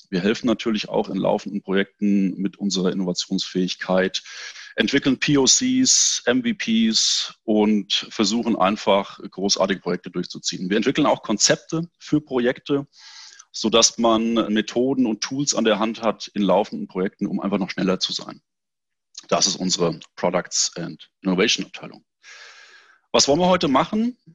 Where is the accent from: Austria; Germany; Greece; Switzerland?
Germany; near Frankfurt, Hesse; Ich komme aus Hessen, in der Nähe von Frankfurt